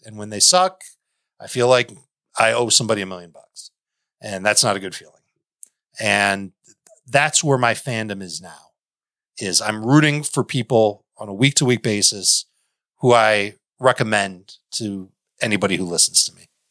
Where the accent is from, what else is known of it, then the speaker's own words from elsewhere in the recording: Chicago, Illinois, United States; I grew up in Chicago